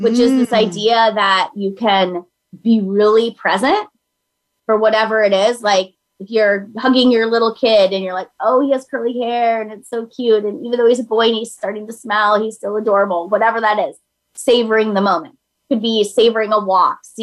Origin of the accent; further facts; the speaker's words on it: Minnesota, United States; I'm from Minnesota